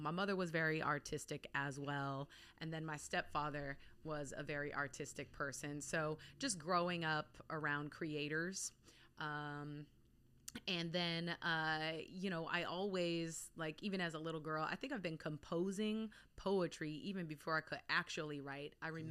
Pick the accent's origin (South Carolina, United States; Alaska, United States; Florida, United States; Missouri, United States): Alaska, United States; Anchorage; also born or lived in Bay Area, California; So, I'm all over. Okay. So, I'm born in Anchorage, Alaska. Okay. I spent about 7 years of my formative years in the Bay Area in California. I went back to Alaska for high school